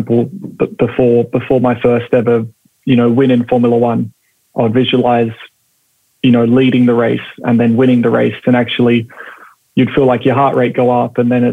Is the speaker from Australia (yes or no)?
yes; Perth, Western Australia, Australia; growing up, you know, in, I guess for me, it was Perth